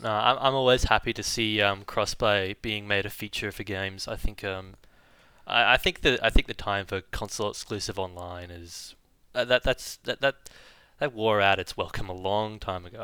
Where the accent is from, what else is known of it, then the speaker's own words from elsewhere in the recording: Dubai, United Arab Emirates; moved away; I grew up in the United Arab Emirates in Dubai